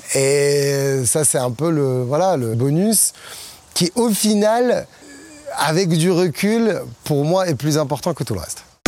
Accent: Morocco; je suis marocain

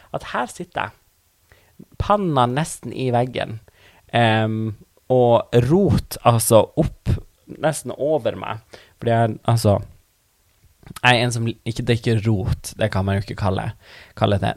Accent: Tana, Troms og Finnmark, Norway; first language Northern Sami; Norwegian is a second language; Jeg er fra Tana i Finnmark

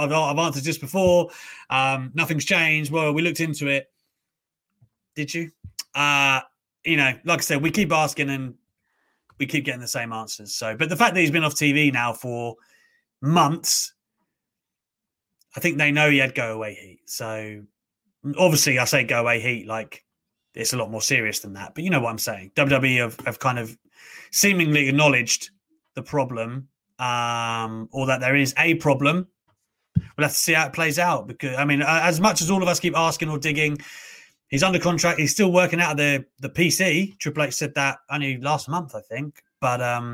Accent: South of England, United Kingdom; The only people born in the south of England are me and my sister

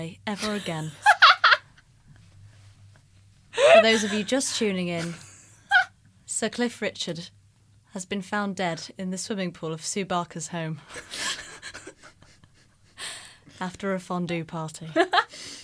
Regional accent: Corby, East Midlands, United Kingdom; my hometown of Corby

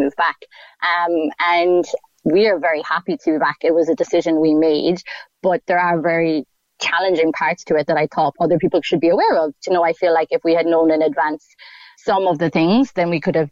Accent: Ireland; moved away as an adult; I'm Irish

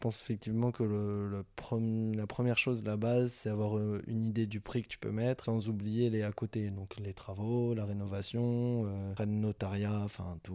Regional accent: Toulouse, Occitania, France; on est toulousain

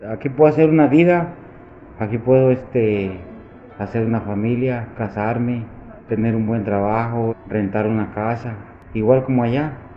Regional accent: Michoacán, Mexico; also born or lived in United States; now in San Luis Río Colorado, Mexico; me fui para mi estado natal de Michoacán

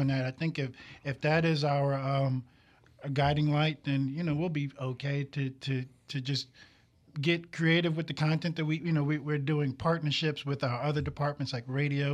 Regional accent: New York City, New York, United States; now in Mississippi, United States; I'm originally from Brooklyn, New York

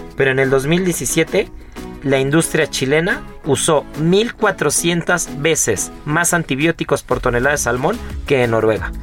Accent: Mexico; como mexicanos

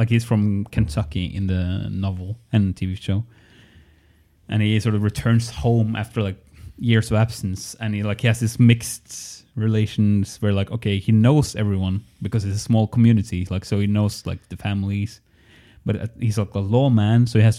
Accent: Norway; English is a second language; There's 15,000 people living in my home city.

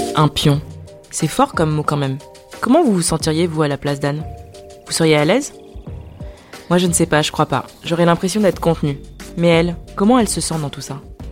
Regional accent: Paris, Île-de-France, France; also born or lived in Dakar, Senegal; je suis née à Dakar et que j'ai grandi dans le quinzième arrondissement de Paris

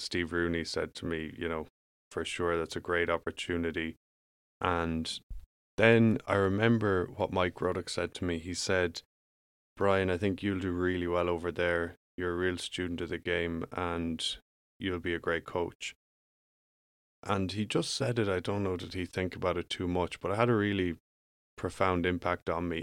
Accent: Ireland; moved away as an adult; I grew up in Ireland

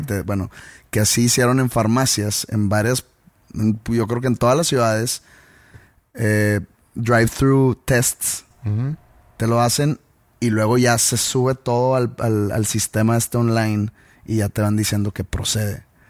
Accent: Mexico; nosotros como, mexicanos

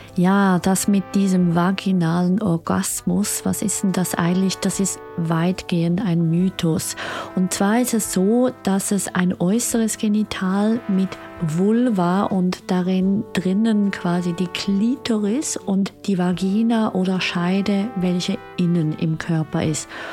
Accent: Switzerland; Ich bin ja Schweizerin

